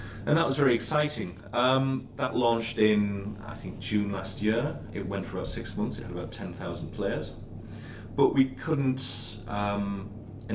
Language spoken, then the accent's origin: English; Darlington, North East England, United Kingdom; I am from Darlington